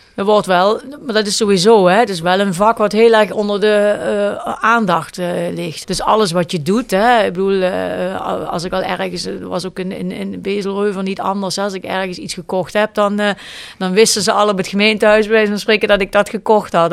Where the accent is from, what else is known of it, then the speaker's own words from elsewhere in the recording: Kerkrade, Limburg, Netherlands; moved away as an adult; also born or lived in Zaltbommel / Beesel-Reuver; mijn man en ik zijn allebei van kerkraden, maar we spreken geen dialect met elkaar.